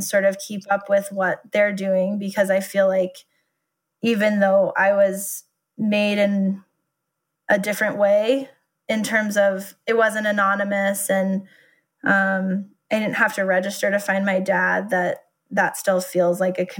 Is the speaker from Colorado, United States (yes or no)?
yes; Nederland, Colorado, United States; we grew up in Nederland, which nobody lives in Nederland.